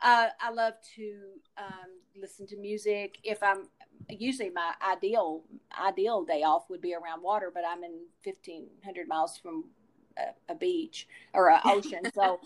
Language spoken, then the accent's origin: English; the South, United States; And I grew up in the South, and I've heard the stories of the lynching